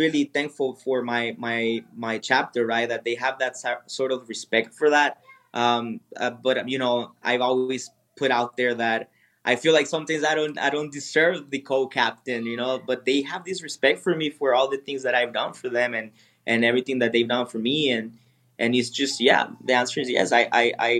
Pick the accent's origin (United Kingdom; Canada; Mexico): Mexico; Sonora; now in Jalisco, Mexico; I'm originally from Sonora, which is a northern state here from Mexico